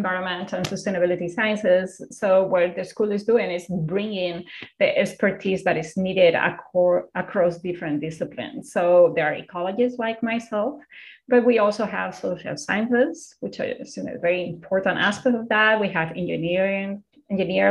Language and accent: English; Spain; now in United States; I'm originally from Spain